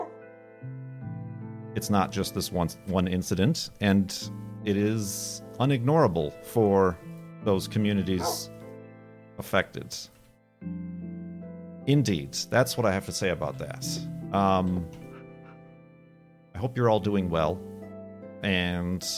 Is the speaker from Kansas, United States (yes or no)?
no; Illinois, United States; as an American, I'm taught about the history, even growing up in Illinois